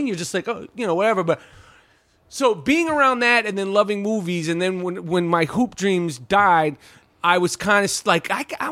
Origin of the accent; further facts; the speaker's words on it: New York, United States; when I grew up in New York